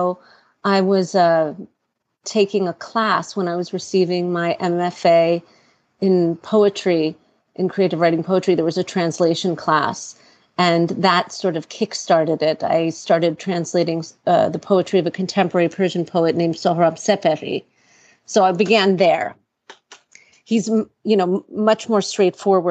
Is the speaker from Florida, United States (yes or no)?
no; New York City, New York, United States; I live in Brooklyn. I was born in New York City to Iranian parents.